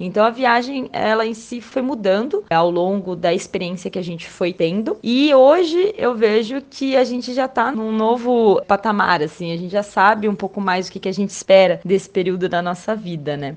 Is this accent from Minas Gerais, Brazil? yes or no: no; São José dos Campos, São Paulo, Brazil; moved away as an adult; also born or lived in São Sebastião; minha cidade natal, né, São José dos Campos